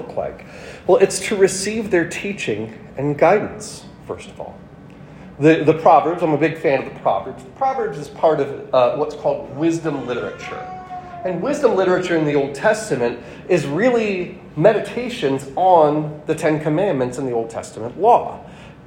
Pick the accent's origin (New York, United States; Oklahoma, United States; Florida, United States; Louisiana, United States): New York, United States; moved away; I'm from New York